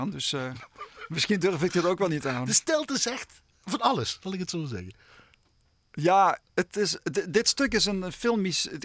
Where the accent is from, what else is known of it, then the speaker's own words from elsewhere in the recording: Limburg, Netherlands; accent: Limburgish; Maar mijn vrouw die heeft me laatst beticht dat mijn accent aan het veranderen was.